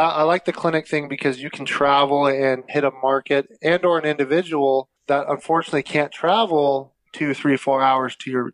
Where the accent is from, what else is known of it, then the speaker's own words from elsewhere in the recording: Idaho, United States; I was born and raised in Idaho.